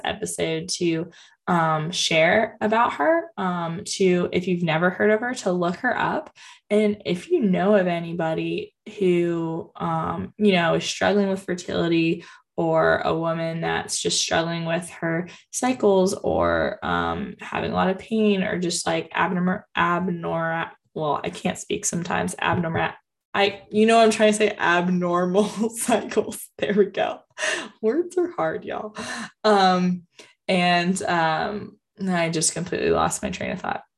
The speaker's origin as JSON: {"language": "English", "town": "Jacksonville", "region": "Florida", "country": "United States", "tie": "born or raised there", "said": "I'm from Jacksonville, Florida, and um, it's Our Lady of La Leche. Um, so there's actually a national shrine to Our Lady of La Leche in St. Augustine, which is only about 30 minutes from me. And I grew up um, having this kind of right in my backyard."}